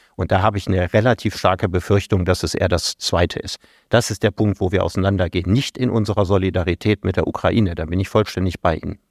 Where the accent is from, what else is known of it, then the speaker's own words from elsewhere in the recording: Solingen, North Rhine-Westphalia, Germany; meine Heimatstadt Solingen